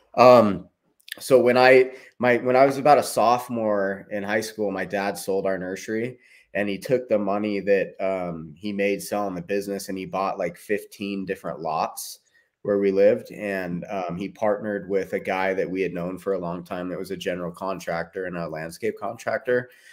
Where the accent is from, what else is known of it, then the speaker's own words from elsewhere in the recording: Tehachapi, California, United States; moved away as an adult; also born or lived in Bakersfield, California / Portland; now in Utah, United States; I grew up in Tehachapi.